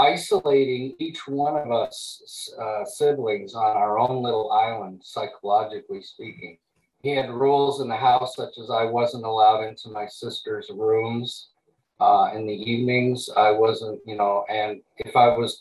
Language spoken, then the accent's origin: English; Montreal, Quebec, Canada; also born or lived in East Coast / farm (location unspecified); now in Maui, United States; I was born in Montreal, Quebec, Canada in 1958